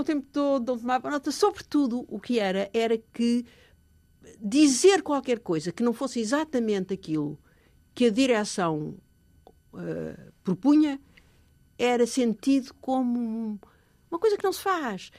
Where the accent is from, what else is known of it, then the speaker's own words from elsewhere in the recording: Portugal; moved away as an adult; eu sou portuguesa